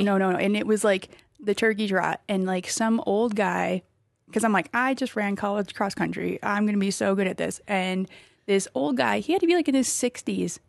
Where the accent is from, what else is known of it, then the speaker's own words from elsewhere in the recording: Wisconsin, United States; now in Colorado Springs, United States; I'm from Wisconsin